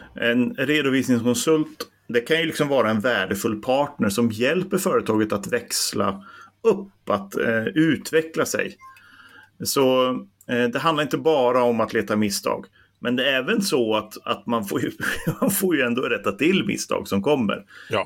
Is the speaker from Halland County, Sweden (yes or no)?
no; Bollnäs, Gävleborg County, Sweden; jag är ju från Bollnäs